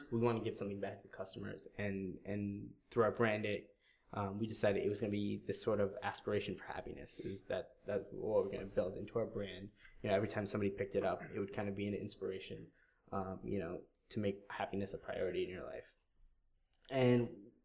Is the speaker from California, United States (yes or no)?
no; Wallingford, Connecticut, United States; Connecticut because it's my home state. Born and raised in Wallingford.